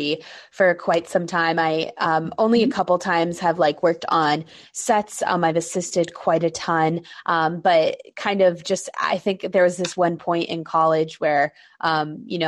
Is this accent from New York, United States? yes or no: yes; New York City, New York, United States; I was born and raised in New York City